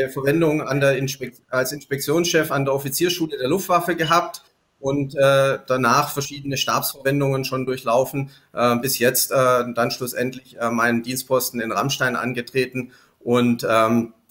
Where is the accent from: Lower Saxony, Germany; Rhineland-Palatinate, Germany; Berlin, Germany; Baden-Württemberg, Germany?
Baden-Württemberg, Germany; Stuttgart; also born or lived in Sindelfingen; In Stuttgart. Dann Schule, Ausbildung? Äh, zunächst war ich auch in Stuttgart am Wilhelmsgymnasium in Degerloch und habe dann gewechselt ans Goldberg-Gymnasium nach Sindelfingen